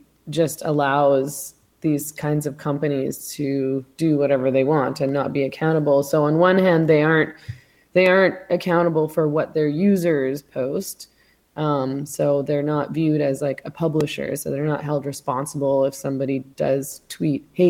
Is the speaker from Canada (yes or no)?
yes; Canada; I'm Canadian